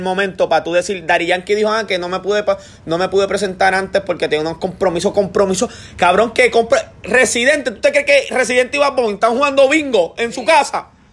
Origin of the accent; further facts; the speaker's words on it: Trujillo Alto, Puerto Rico; yo soy de Trujillo